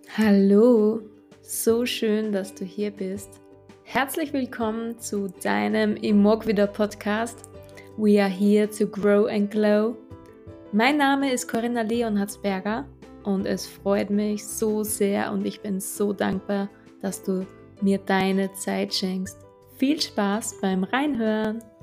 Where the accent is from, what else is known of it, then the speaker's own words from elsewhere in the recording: Upper Austria, Austria; ich bin Österreicherin, wie ihr unschwer hören könnt